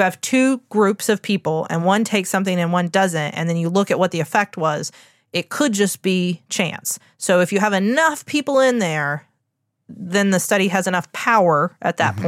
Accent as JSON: {"language": "English", "region": "West Virginia", "country": "United States", "said": "I'm from West Virginia, the home of pepperoni rolls."}